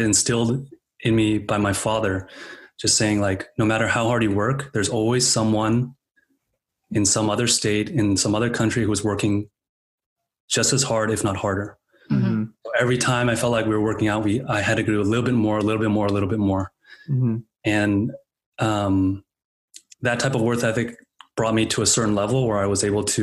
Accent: Bay Area, California, United States; I was born and raised in the Bay Area

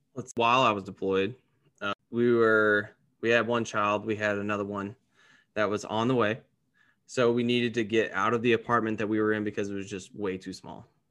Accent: Gallatin, Tennessee, United States; moved away as an adult; now in Dallas-Fort Worth, United States; I'm originally from Gallatin, Tennessee, which is a little subset of Nashville

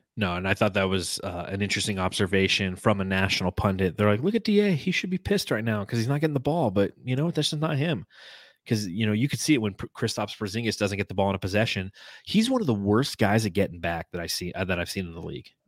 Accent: Los Angeles, California, United States; I grew up in Los Angeles

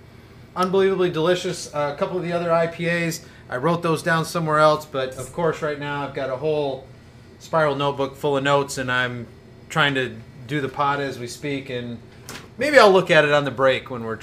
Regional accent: Michigan, United States; I probably told him I'm from Michigan

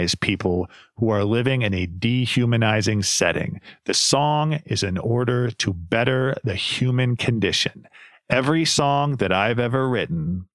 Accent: Ohio, United States; I grew up in Ohio

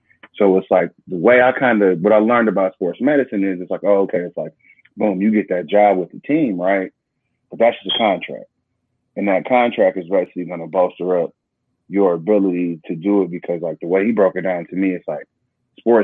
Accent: Northeast Ohio, United States; I grew up in Northeast Ohio

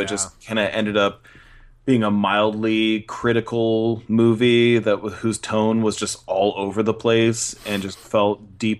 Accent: Cupertino, California, United States; the house I grew up in Cupertino, California.

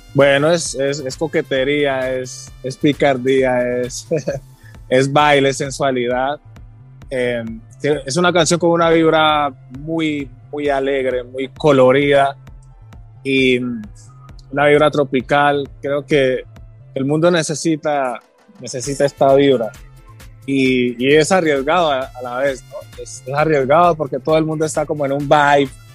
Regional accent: Timbiquí, Cauca, Colombia; also born or lived in Cali; Yo nací en Cali, me crié en Timbiquí

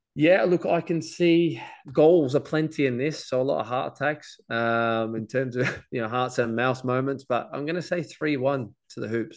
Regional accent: Australia; being Australian

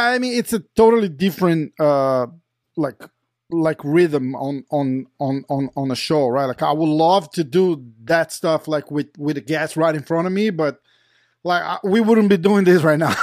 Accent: Brazil; we're from Brazil

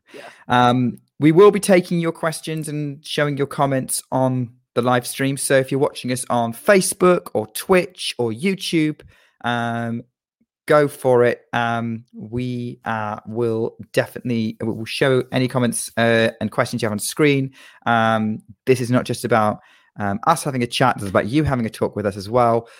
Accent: United Kingdom; as a Brit

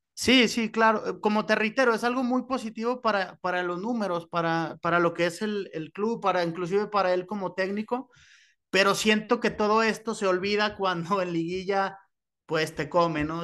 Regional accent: Zacatecas, Mexico; originario del bello estado de Zacatecas

